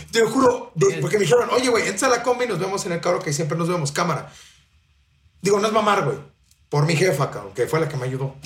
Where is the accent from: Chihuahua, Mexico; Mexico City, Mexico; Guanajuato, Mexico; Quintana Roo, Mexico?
Mexico City, Mexico; yo soy de la Ciudad de México